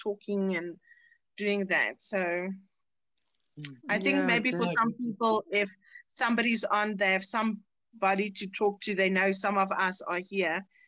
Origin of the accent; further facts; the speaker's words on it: South Africa; we're all from South Africa.